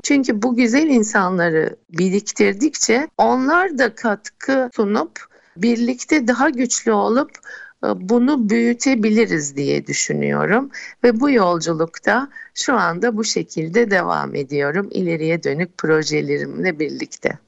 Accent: Istanbul, Turkey; also born or lived in London; İstanbul doğumluyum. İlk orta ve lise eğitim dönemimi İstanbul'da tamamladım.

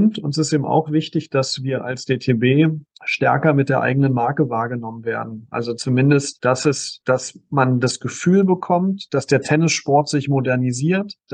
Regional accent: Berlin, Germany; also born or lived in Künzelsau; ich, ich bin gebürtiger Berliner Berliner. Ähm, ich habe also mein, mein Abi und mein Grundstudium noch in Berlin gemacht, beziehungsweise in Brandenburg, aber in Berlin gelebt

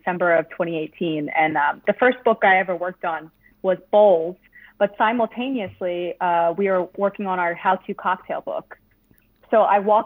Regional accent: Voorhees, New Jersey, United States; I'm from Voorhees, New Jersey. It's about 20 minutes out of Philly

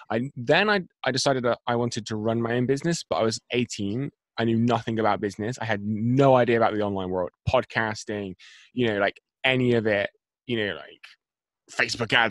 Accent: Bristol, South West England, United Kingdom; So I am from. If I just say Bristol to your audience, I don't know.

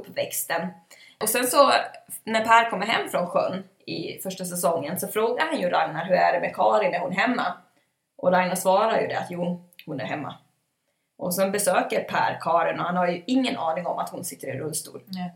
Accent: Ludvika, Dalarna County, Sweden; vi är ju från Ludvika.

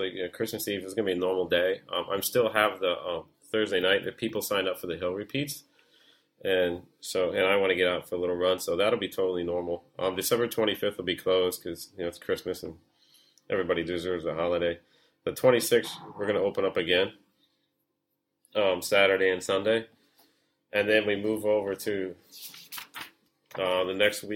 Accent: United States; now in Hong Kong; as an American

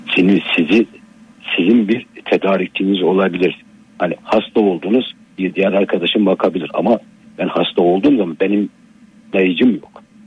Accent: Black Sea Region, Turkey; memleketim Karadeniz

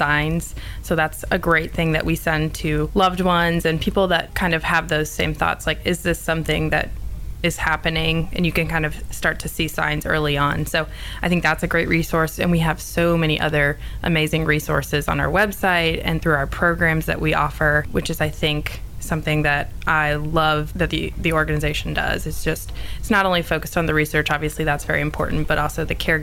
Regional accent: Ohio, United States; moved away as an adult; now in Nashville, United States; I'm originally from Ohio, big Ohio State fan, which is not popular in the South, but moved down here to go to school.

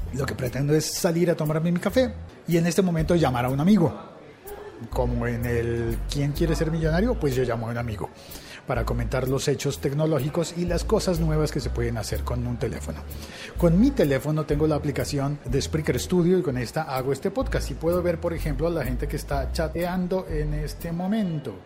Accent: Colombia; en Colombia hablando de fútbol, que es un tema muy importante en mi país

